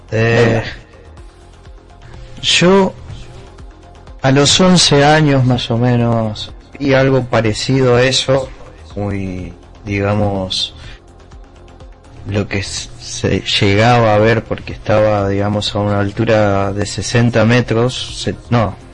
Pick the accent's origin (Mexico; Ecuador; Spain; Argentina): Argentina; Misiones; Eh, yo soy de Argentina, de Misiones.